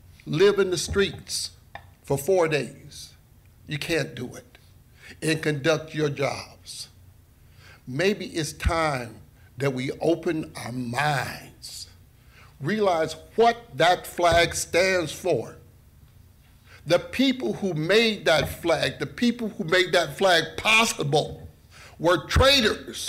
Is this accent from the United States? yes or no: yes; Lansing, Michigan, United States; I came back to my hometown, Lansing.